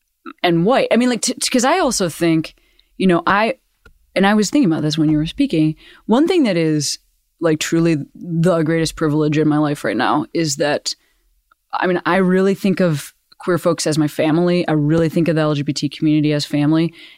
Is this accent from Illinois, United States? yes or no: yes; Chicago, Illinois, United States; I'm from Chicago.